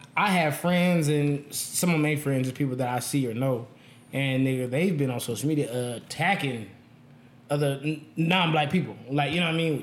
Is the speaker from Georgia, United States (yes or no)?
no; Las Vegas, Nevada, United States; I'm born and raised in Vegas. I've never lived anywhere else